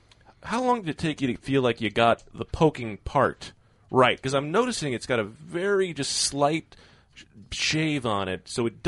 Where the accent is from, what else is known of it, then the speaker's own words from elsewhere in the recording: Grand Rapids, Michigan, United States; I'm from Michigan.